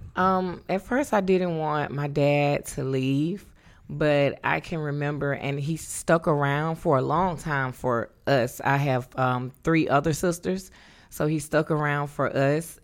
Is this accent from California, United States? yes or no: no; North Carolina, United States; moved away as an adult; born and raised in North Carolina